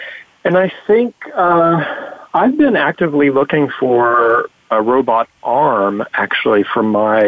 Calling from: New York City, New York, United States; So I'm calling you from New York City, over on the west side in New York

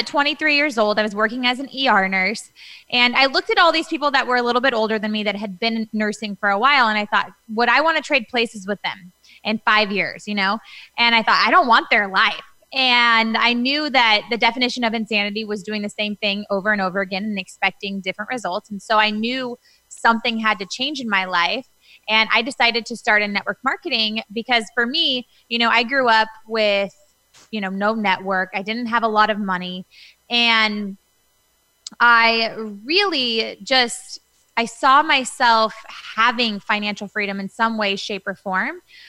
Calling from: Newport Beach, California, United States; I am in Newport Beach, California, where I live.

